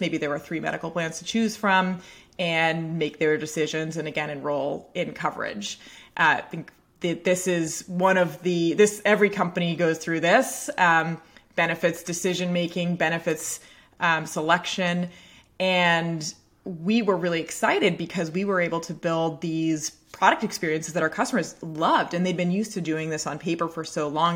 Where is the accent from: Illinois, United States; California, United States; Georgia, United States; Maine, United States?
Maine, United States; Portland; I grew up in Portland, Maine, uh, town just north of Portland, Maine. and, uh, had spent my whole life, uh, basically on the same street.